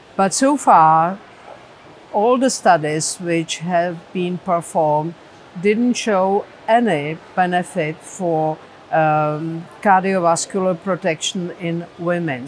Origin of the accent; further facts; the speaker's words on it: Prague, Czechia; I'm from Prague, Czech Republic